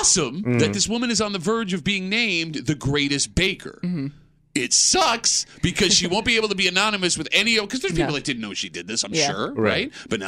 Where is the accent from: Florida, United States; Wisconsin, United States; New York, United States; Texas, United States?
New York, United States; Gates; I grew up in Gates